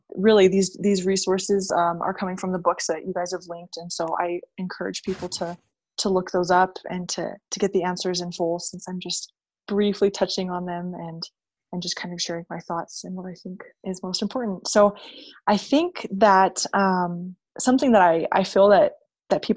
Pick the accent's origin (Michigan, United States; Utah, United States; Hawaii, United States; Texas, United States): Hawaii, United States; I grew up in Hawaii